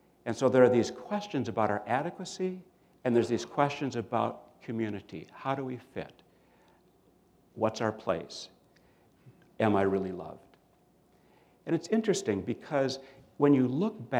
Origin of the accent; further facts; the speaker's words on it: Minnesota, United States; I grew up in Minnesota